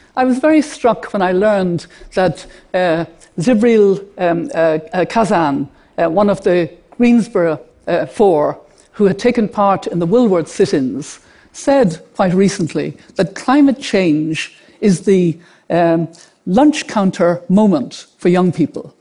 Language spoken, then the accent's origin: English; Ireland; an Irish grandmother to have five grandchildren